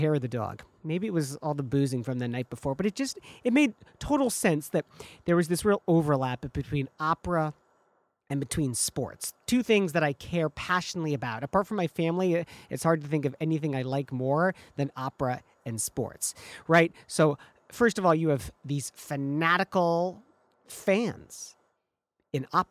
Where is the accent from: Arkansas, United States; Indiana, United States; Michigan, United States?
Michigan, United States; moved away; which is what I grew up in back in Michigan